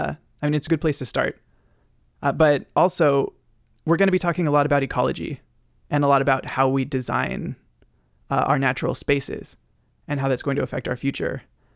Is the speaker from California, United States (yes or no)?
yes; San Francisco Bay Area, California, United States; moved away as an adult; now in Vancouver, Canada; I am from the San Francisco Bay Area, which is also the unceded and currently unrecognized territory of the Muwekma Ohlone. And I am really grateful to be able to live here in Vancouver